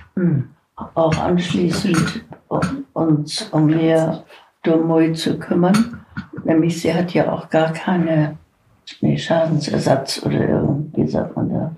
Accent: China; now in Hamburg, Germany; Ich bin in China geboren und ich hatte eben einige chinesische Kenntnisse

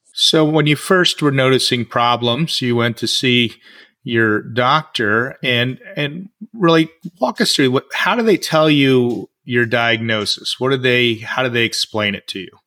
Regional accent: United States; in the US, my hometown

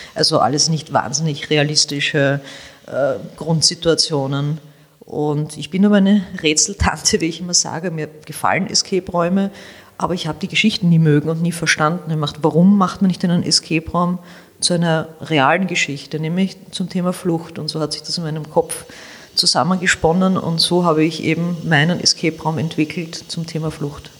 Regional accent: Vienna, Austria; ich bin Wienerin, ich bin in der Josefstadt groß geworden, ich lebe noch immer in der Josefstadt

